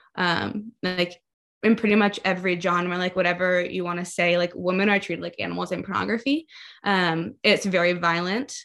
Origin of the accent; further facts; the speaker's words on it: Baltimore, Maryland, United States; I grew up in Baltimore, Maryland